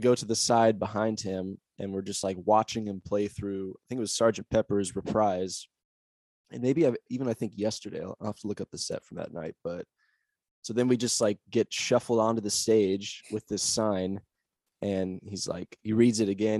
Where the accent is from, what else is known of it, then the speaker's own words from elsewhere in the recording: Olympia, Washington, United States; moved away as an adult; also born or lived in Seattle, Washington; now in Austin, United States; I actually grew up in Olympia, Washington